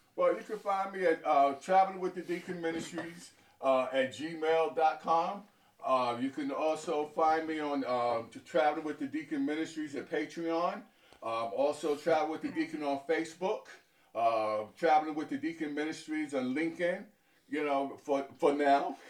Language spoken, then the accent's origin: English; New York City, New York, United States; I was born in New York City, in, uh, in Harlem